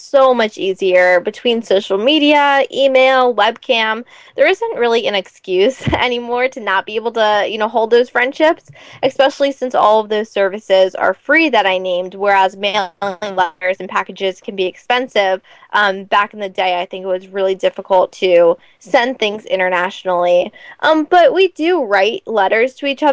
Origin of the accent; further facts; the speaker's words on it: United States; help me with my accent, so I don't sound like such an American